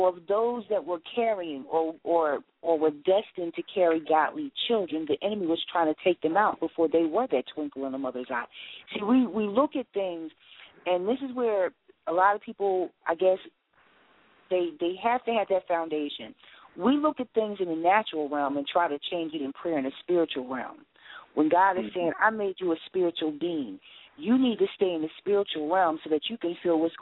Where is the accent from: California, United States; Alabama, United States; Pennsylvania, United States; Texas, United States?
Pennsylvania, United States; Philadelphia; also born or lived in New York; raised in Philadelphia during the Rizzo time.